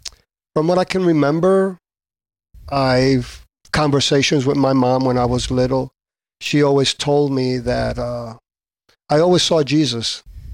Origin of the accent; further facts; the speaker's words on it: Adjuntas, Puerto Rico; Well, I was born in Puerto Rico, Adjuntas, Puerto Rico.